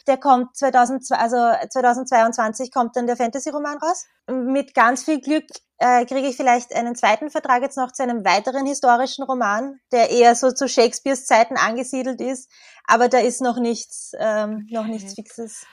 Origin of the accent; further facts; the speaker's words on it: Tullnerfeld, Lower Austria, Austria; now in Vienna, Austria; ich bin eigentlich in Niederösterreich aufgewachsen. Im Tulnerfeld